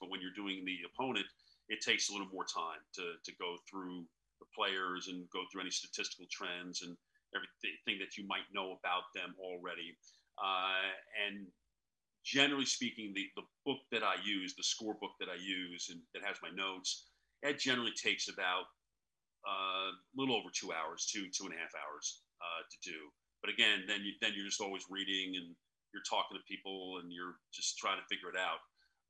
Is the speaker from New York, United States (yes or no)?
yes; New York, United States; And obviously growing up in New York, there's more sports there than there is anywhere else in the world